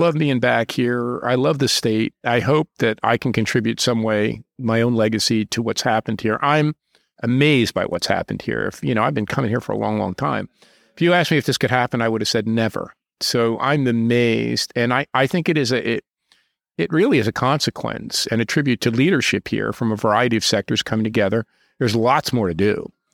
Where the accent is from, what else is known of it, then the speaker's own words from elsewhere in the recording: Newark, New Jersey, United States; I was born in Newark, New Jersey, and I saw my city go up in flames I saw tanks occupying the city, and as a young boy